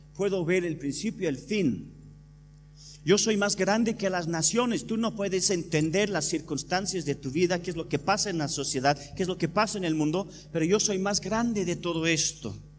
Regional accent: England, United Kingdom; Spanish is a second language; moved away; yo soy inglés

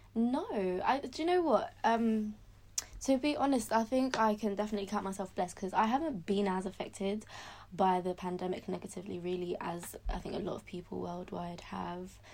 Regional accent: London, United Kingdom; I was brought up in London

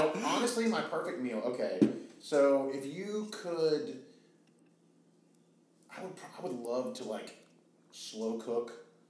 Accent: Danville, United States; I'm from Danville, born and raised.

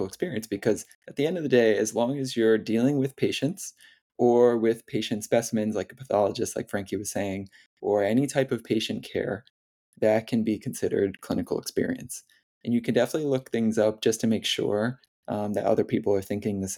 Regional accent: near Hudson Valley, New York, United States; I started volunteering in the emergency department at a hospital near my hometown. And it was the first summer after my first year of undergrad. It was at New York Presbyterian Hudson Valley Hospital.

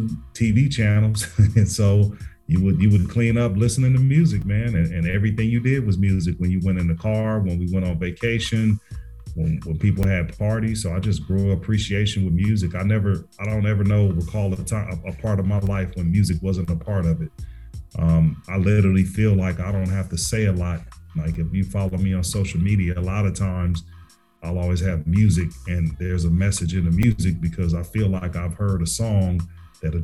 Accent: Carson, California, United States; now in Atlanta, United States; I'm originally from Carson, California, which is

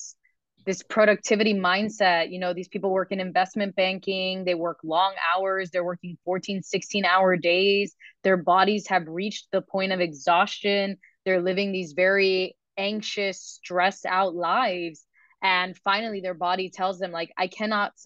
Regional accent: Miami, Florida, United States; we're both from Miami and we both took those FCAT exams, those Florida standardized tests

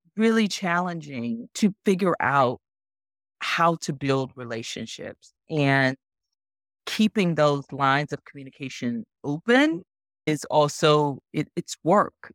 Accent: Arkansas, United States; moved away as an adult; also born or lived in Bozeman, Montana / Sacramento, California; now in California, United States; I'm originally from Arkansas, moved out to California to go to journalism school at Cal

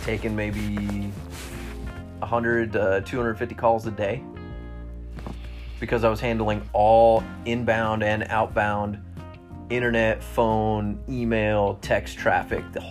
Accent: California, United States; now in Las Vegas, United States; I'm a Californian

